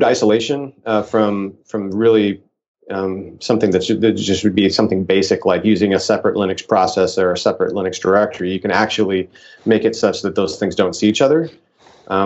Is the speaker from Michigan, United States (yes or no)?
no; Nebraska, United States; now in Palo Alto, United States; I grew up in Nebraska